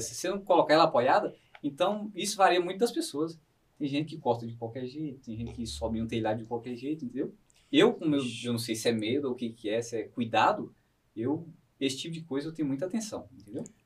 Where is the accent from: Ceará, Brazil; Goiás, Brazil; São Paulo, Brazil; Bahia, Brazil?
Bahia, Brazil; interior of; moved away; eu sou da Bahia, lá do interior da Bahia